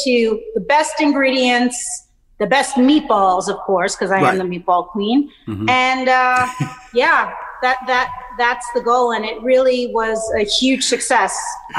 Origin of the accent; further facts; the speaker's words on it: Naples, Campania, Italy; I am from Naples, my mm-hmm. father's birthplace, and I studied in Naples